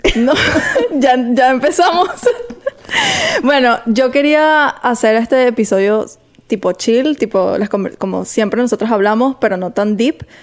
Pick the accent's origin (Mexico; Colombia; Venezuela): Venezuela; now in Miami, United States